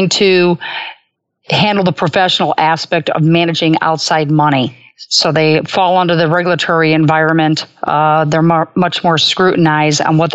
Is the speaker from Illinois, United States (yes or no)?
yes; Chicago, Illinois, United States; I was fortunate growing up in the Gold Coast of Chicago